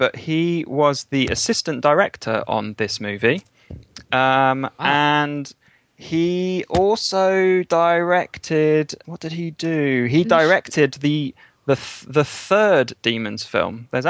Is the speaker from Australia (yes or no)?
no; United Kingdom; I am British